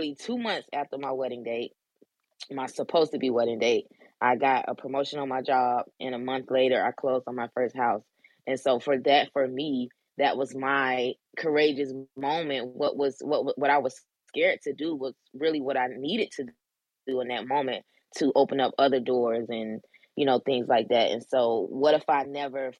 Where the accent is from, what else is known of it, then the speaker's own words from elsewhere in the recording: Orlando, Florida, United States; moved away as an adult; now in Maryland, United States; I'm from Orlando, Florida. In 2012, I left my hometown, my comfortable place, and relocated to Maryland